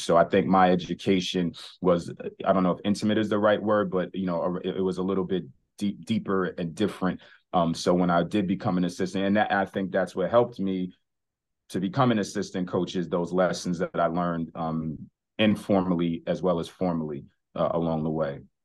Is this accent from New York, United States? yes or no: yes; New York City, New York, United States; growing up in New York City